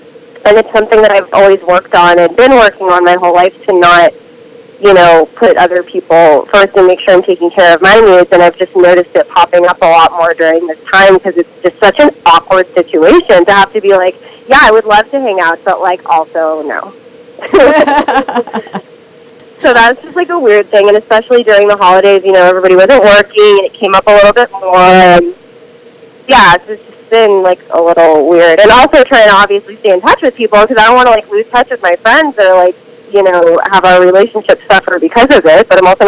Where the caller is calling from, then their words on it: Los Feliz, California, United States; I'm in Los Feliz, California.